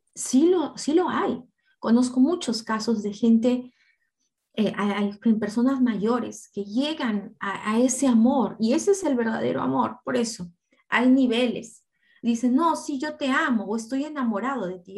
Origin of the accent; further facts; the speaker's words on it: Apurímac, Peru; Yo de niña crecí, yo nací en Apurímac